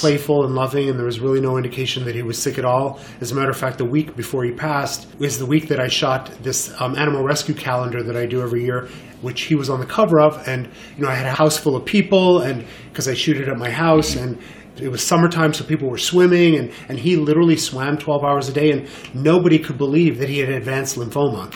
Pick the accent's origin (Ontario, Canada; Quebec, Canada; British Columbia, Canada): Quebec, Canada; Montreal; moved away as an adult; also born or lived in Los Angeles / Miami; now in New York, United States; I was born and raised in Montreal